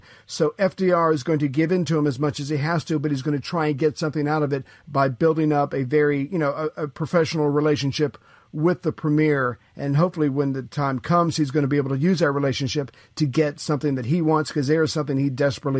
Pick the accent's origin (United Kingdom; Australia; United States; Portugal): United States; as an American